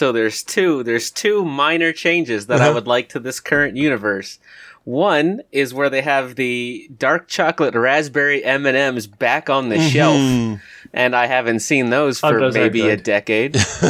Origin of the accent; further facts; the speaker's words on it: Alaska, United States; born there; now in Texas, United States; So I live in Texas, mm-hmm. but I was born in Alaska, and I got family in Hawaii